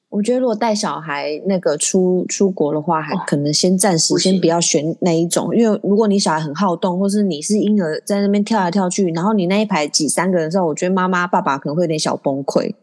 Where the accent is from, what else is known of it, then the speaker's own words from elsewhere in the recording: Taiwan; 身为台湾人